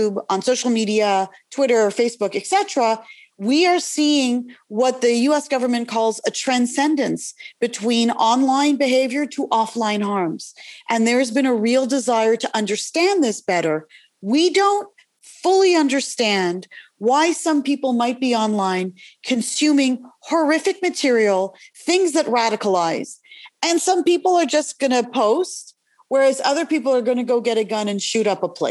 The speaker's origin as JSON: {"language": "English", "country": "Canada", "moved": "yes", "lives_now": "United States", "said": "I'm originally from Canada"}